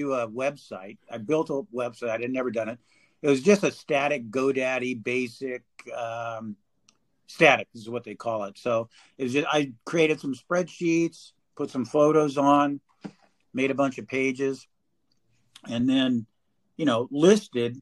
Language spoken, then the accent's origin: English; California, United States; I'm from California